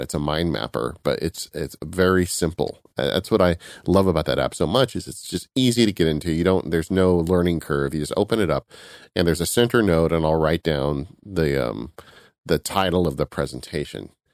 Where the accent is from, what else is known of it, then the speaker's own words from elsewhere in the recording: California, United States; I'm from California